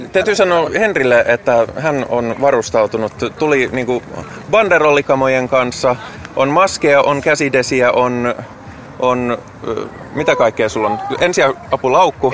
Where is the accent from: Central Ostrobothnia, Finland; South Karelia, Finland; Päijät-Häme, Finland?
Päijät-Häme, Finland; Lahti; moved away as an adult; now in Helsinki, Finland; mä oon Hämeestä